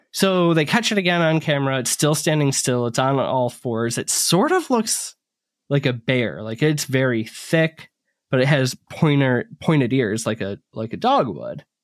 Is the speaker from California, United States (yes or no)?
no; Northern Michigan, United States; I grew up in North Michigan. Well, I moved there halfway through growing up.